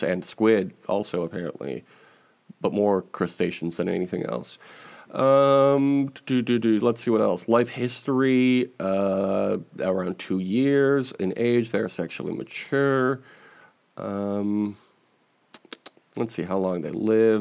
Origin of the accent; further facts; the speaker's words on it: Chicago, Illinois, United States; my hometown of Chicago, Illinois